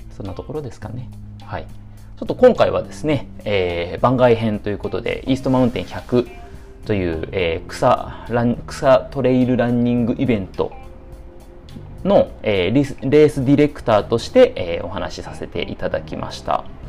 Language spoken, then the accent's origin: Japanese; Nagoya, Aichi, Japan; 僕の出身である名古屋市